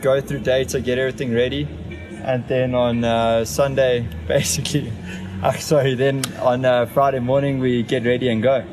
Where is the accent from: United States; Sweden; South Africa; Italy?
South Africa; being South African